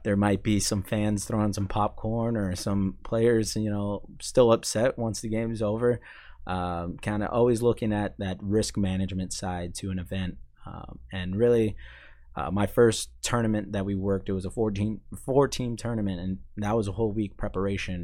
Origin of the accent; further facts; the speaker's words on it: Maine, United States; moved away as an adult; I'm from Maine